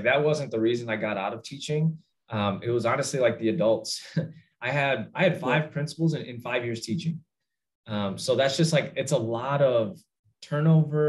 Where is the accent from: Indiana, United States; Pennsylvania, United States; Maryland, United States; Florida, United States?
Indiana, United States; Northwest; I grew up in Northwest Indiana